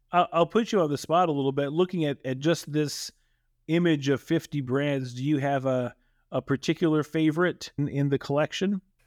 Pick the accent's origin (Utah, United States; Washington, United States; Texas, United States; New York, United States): Texas, United States; I grew up in Texas, and I remember the existence of Pizza Inn